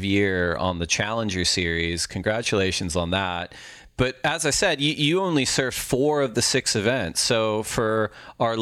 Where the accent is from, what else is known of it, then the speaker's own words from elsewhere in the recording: Orange County, California, United States; I grew up in Orange County too